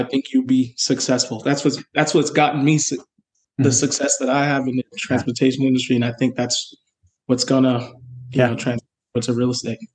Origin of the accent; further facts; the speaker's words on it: New York City, New York, United States; I am from New York City